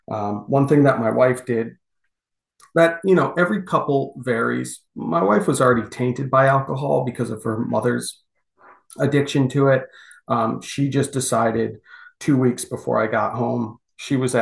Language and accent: English; United States; we're American